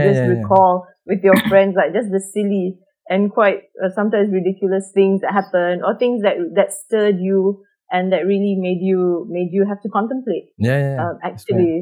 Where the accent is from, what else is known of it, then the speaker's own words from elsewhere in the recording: Malaysia; as a Malaysian and Southeast Asian